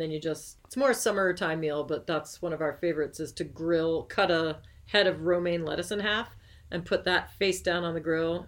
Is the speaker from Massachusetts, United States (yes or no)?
yes; Cape Cod, Massachusetts, United States; growing up on the Cape